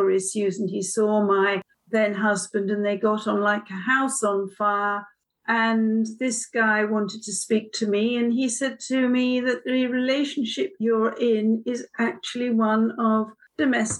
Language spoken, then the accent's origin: English; London, United Kingdom; moved away as an adult; now in Oxford, United Kingdom; I'm a Londoner.